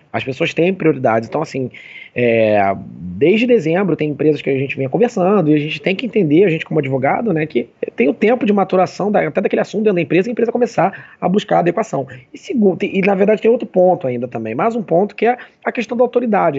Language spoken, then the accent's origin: Portuguese; Rio de Janeiro, Brazil; eu sou carioca, mas a família inteira da minha mãe é do Rio Grande do Sul